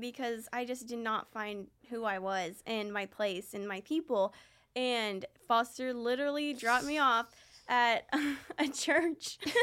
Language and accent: English; Lee's Summit, Missouri, United States; also born or lived in Raymore; we grew up in Lee Summit and Raymore